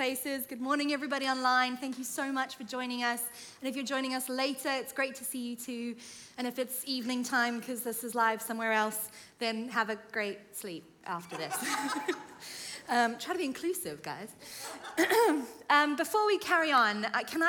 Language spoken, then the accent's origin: English; South Africa; moved away as an adult; now in United Kingdom; I'm from South Africa, and I have lived, by this point, in the UK for about 6 years